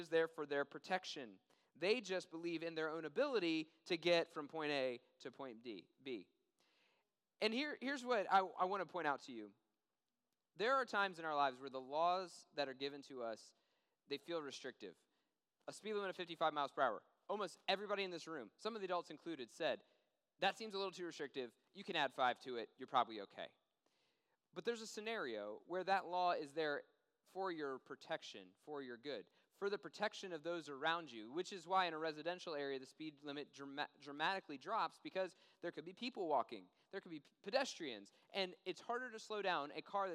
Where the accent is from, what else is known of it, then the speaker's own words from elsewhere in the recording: Washington, District of Columbia, United States; moved away; I grew up in Washington, D.C., and we get more snow than we get down here